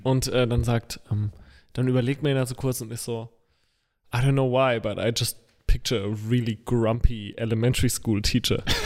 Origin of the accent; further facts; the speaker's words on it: Rhineland-Palatinate, Germany; als Pfälzer Bu